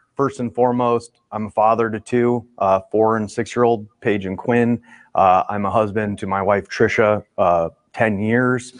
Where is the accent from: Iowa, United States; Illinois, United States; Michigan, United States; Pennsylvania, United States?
Iowa, United States; moved away; I'm originally from Iowa.